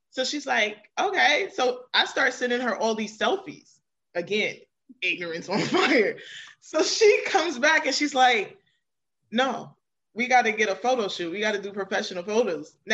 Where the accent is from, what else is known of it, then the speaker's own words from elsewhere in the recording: New York City, New York, United States; now in Maryland, United States; I am originally from Queens, New York, so shout out to all the New Yorkers and I currently reside in Maryland.